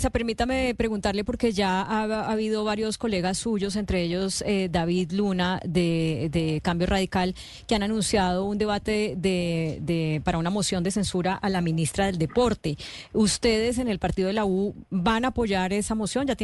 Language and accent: Spanish; Colombia; esto que ayer conocimos y que nos llena de vergüenza como colombianos iba a pasar o podía pasar